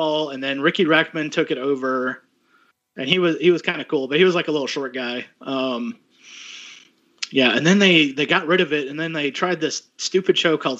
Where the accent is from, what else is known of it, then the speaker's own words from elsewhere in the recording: Houston, Texas, United States; moved away; I grew up partially in South Houston, so you had to learn Spanish real quick.